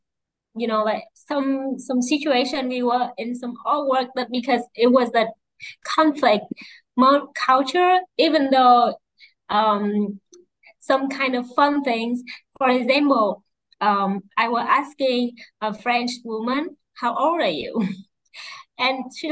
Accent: Vietnam; I come from Vietnam

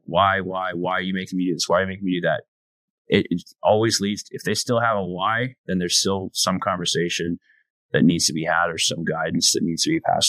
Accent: Canada; My website is ….ca, because I'm Canadian.

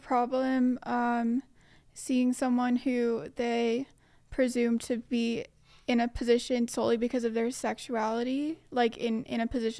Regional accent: New York, United States; moved away as an adult; now in Australia; New York.

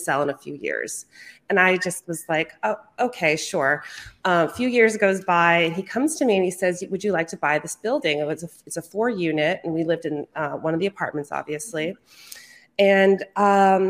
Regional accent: Brattleboro, Vermont, United States; I am out of Brattleboro, Vermont, the one and only

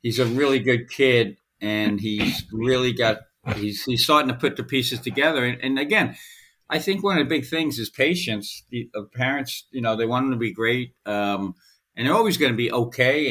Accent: New Jersey, United States; I'm from Kennewick, New Jersey

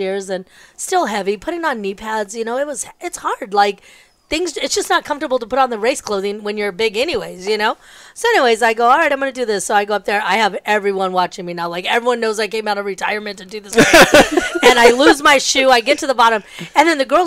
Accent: Baldwin Park, California, United States; I grew up in Ballin Park

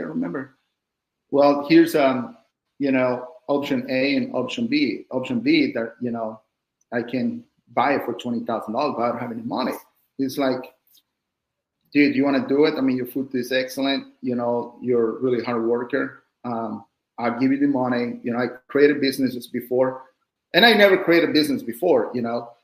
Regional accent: Mexico; now in United States; I'm from Mexico

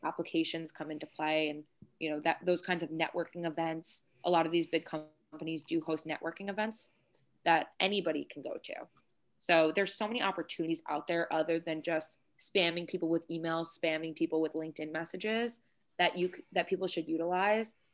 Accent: Long Island, New York, United States; I'm from Long Island

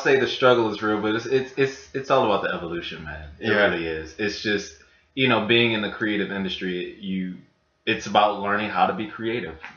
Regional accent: Baltimore, Maryland, United States; moved away as an adult; also born or lived in Atlanta, Georgia; now in New York, United States; born and raised in Baltimore

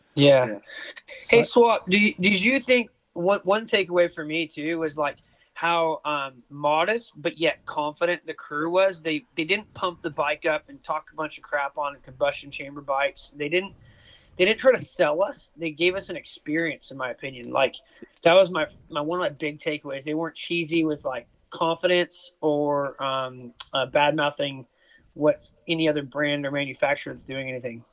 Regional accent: United States; now in Australia; I live in Oz. I'm American

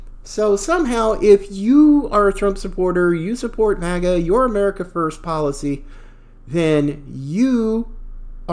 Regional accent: Pacific Northwest, United States; also born or lived in the South (US); I was born in the South. I actually found more bigotry, more racism in the Pacific Northwest where I grew up. Oregon, Washington, Idaho

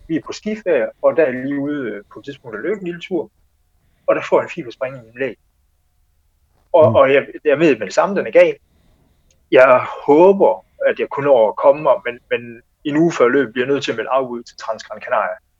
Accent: Denmark; jeg var den første dansker

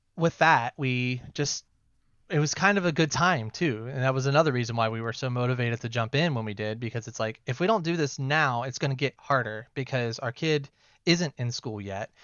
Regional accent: Ohio, United States; moved away as an adult; We're from Ohio originally

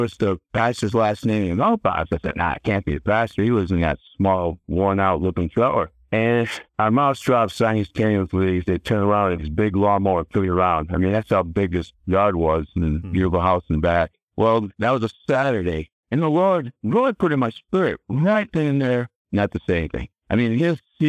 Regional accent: Connecticut, United States; Now I'm back in Connecticut at this time. You know, that's my home state, it's Connecticut.

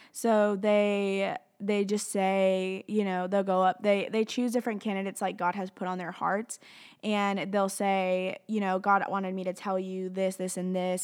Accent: Tennessee and Alabama, United States; moved away; grew up in Tennessee and Alabama

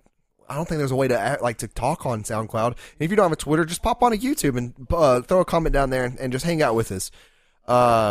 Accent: the South, United States; I'm from the South

